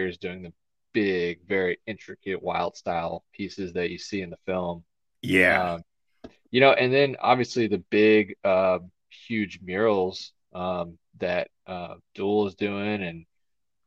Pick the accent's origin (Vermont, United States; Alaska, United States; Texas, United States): Texas, United States; Houston; I grew up in Houston, and I was kind of more out, in the suburbs